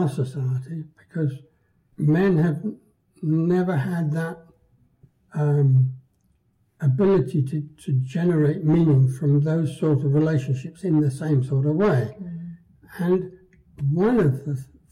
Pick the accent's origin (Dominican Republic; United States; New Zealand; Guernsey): Guernsey; I was born in Guernsey during the German occupation